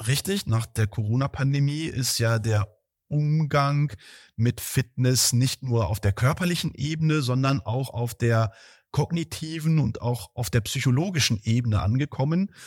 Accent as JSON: {"language": "German", "town": "Heeren", "country": "Germany", "tie": "born or raised there", "moved": "yes", "said": "in meinem Heimatdorf, wo fünfhundert Seelen in Heeren, jetzt wisst ihr, wo ich herkomme"}